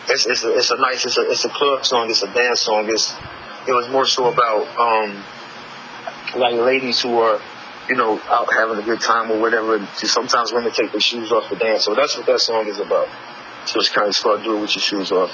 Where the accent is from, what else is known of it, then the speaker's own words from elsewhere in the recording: Tuscaloosa, Alabama, United States; also born or lived in Detroit; I came to Tuscaloosa, my hometown.